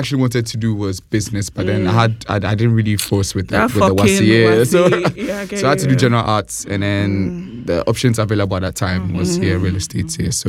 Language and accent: English; Ghana; I'm a model from Ghana.